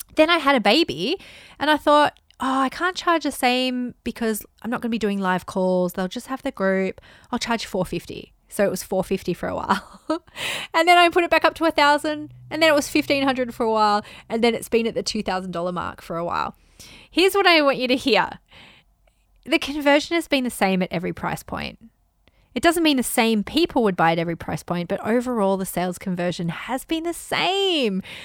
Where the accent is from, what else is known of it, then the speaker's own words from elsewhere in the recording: United Kingdom; now in Japan; I'm a Brit living in the rice paddies in Japan